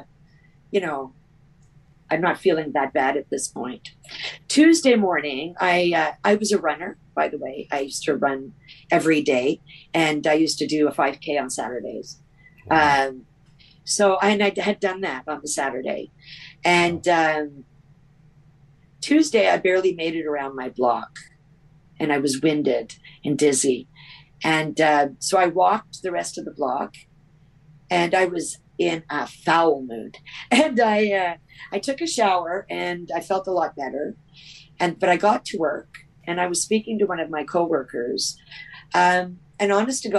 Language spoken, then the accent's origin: English; Canada; I'm from Canada